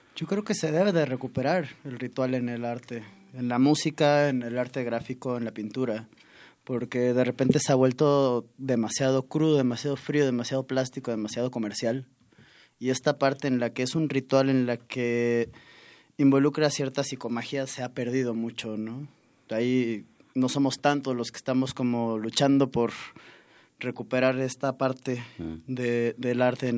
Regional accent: southern Veracruz, Mexico; Fanny y yo, los dos somos de, de Veracruz, de distintas partes del estado, pero del sur los dos

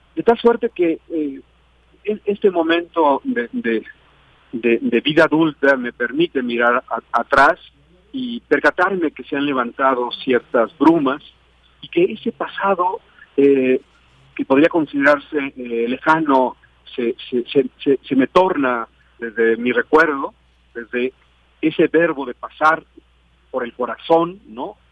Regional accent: Ahualulco, Mexico; una memoria de mi pueblo

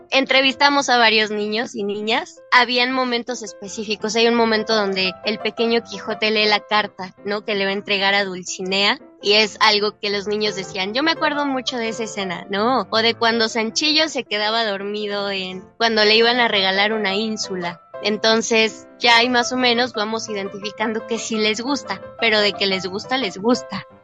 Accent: Mexico; somos dos niñas mexicanas queriendo ser españolas

